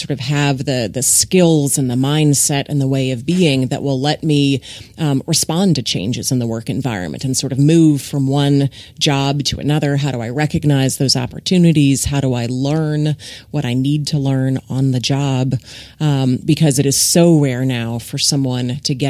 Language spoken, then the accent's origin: English; Ohio, United States; moved away as an adult; now in Texas, United States; So I grew up in Ohio in the Midwest